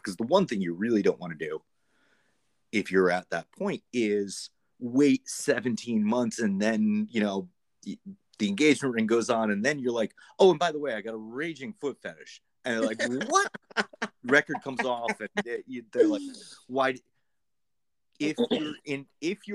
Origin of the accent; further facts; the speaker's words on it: Greater New York, United States; I'm actually from like Greater New York